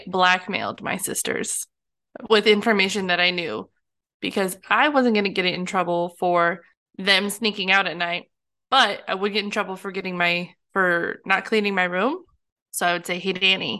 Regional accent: Kansas, United States; I'm from Kansas.

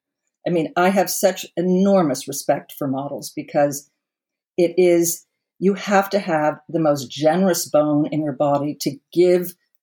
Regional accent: New York City, New York, United States; also born or lived in Colorado; I grew up in New York and that I grew up in a family in New York City

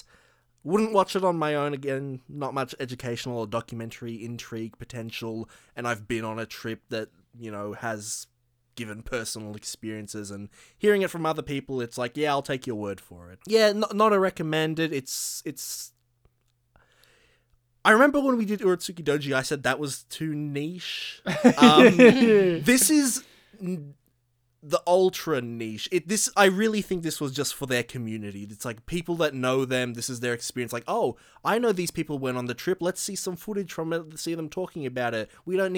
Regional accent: Australia; I'd probably add in, like, oh, because we're Australian and we kind of might have known people like this

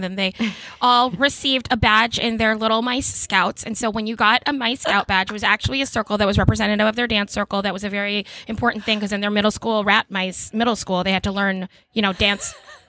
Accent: Orlando, Florida, United States; I got to bring this back all the way to Orlando. This story comes from my hometown.

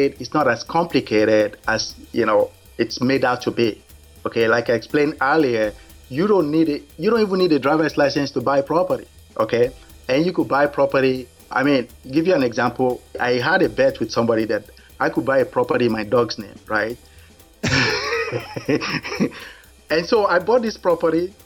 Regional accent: Nigeria; moved away as an adult; now in United States; I was born in Nigeria. I moved to the U.S. in 1981.

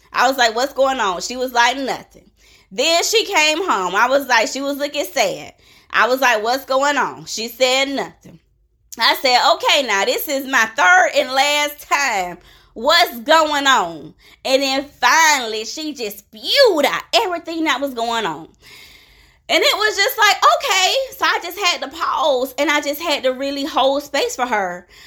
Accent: Jacksonville, Florida, United States; when I was growing up in Jacksonville, Florida, we did not have gangs

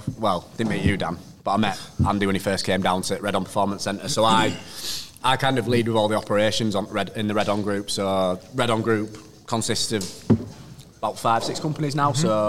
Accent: Yorkshire and the Humber, United Kingdom; I was brought up in Yorkshire as well

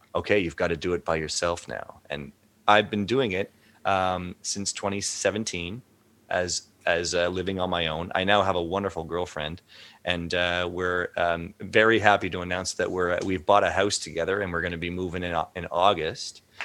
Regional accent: Canada; as a Canadian citizen since birth for 40 years

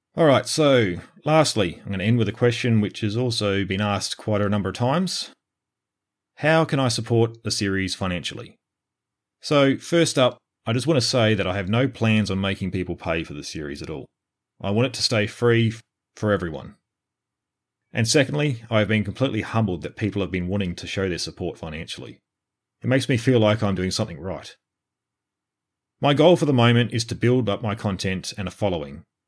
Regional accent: Australia; I'm Australian born and bred, with three generations behind me born and bred.

